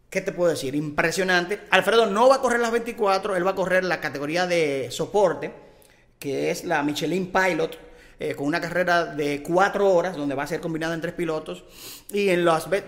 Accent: Dominican Republic; nosotros somos eh, dominicanos, dominicanos

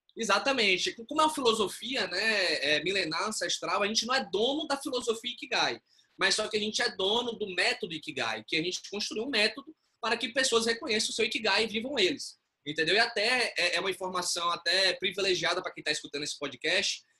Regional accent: Bahia, Brazil; moved away; also born or lived in São Paulo; eu sou baiano.

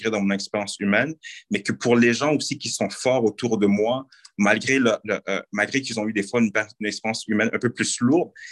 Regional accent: Haiti; nous, je pense, en tant que, euh, en tant que, en tant que Noirs, en tant que haïtien, en tant que personnes de la diversité, nous avons le pouvoir de changer beaucoup de choses

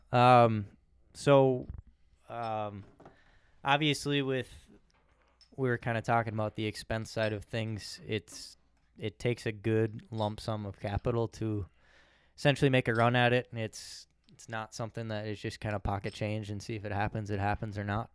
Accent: Raymond, United States; also born or lived in Claire City; I'm from Raymond, a small town

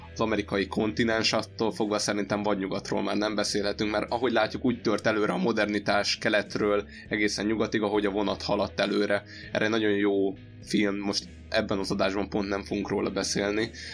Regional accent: Hungary; ezer éves történelmi gyökerekkel rendelkező országgal vagyunk mi is, mint magyarok

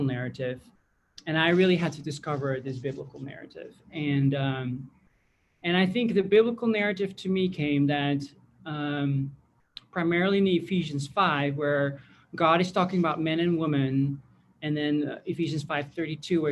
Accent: Netherlands; I grew up in the Netherlands

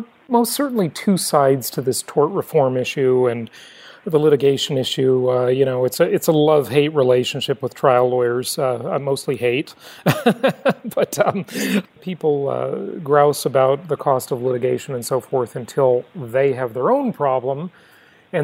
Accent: California, United States; my home state of California.

